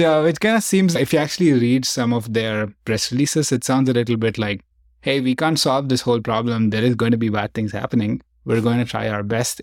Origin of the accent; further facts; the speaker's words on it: India; now in San Francisco, United States; I grew up in India